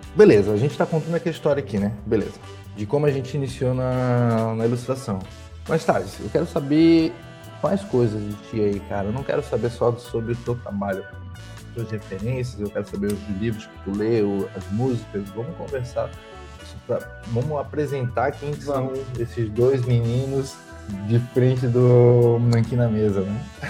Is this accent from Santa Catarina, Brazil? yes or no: yes; Itajaí, Santa Catarina, Brazil; eu sou de Itajaí